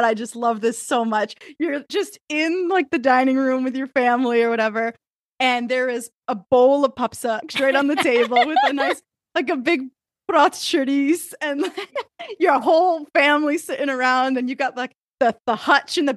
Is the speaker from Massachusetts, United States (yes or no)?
yes; Fall River, Massachusetts, United States; moved away as an adult; now in New Hampshire, United States; we grew up in Fall River, Mass.